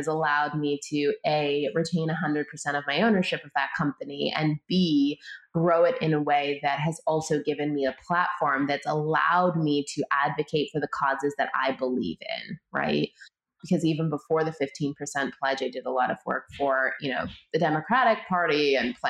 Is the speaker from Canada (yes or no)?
yes; Canada; moved away as an adult; now in United States; I was born and raised in Canada